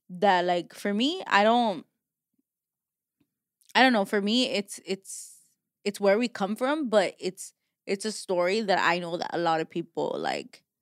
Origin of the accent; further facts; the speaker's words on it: Mexico; now in Los Angeles, United States; as much as I'm from I'm from Mexico, like I know nothing Mexico and it's sad.